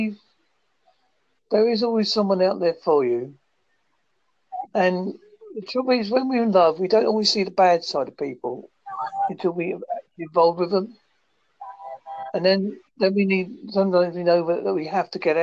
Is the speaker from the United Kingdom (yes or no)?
yes; United Kingdom; I'm British and I'm white